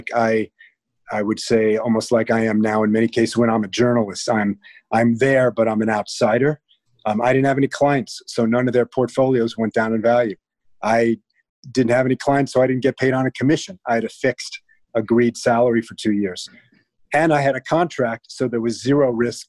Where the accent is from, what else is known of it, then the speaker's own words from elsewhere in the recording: Cincinnati, Ohio, United States; moved away as an adult; also born or lived in New York / California; now in Los Angeles, United States; I'm from Cincinnati, Ohio